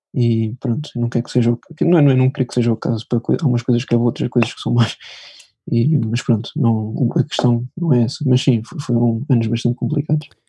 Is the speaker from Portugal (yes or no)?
yes; Lisbon, Portugal; sou de Lisboa